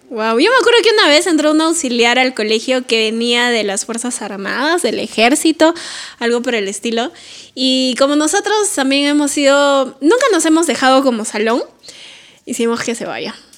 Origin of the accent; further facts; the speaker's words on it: Lima, Peru; no sé si todos los colegios ahí en Lima serán así, pero en mi cole mis directores sí le daban mucha importancia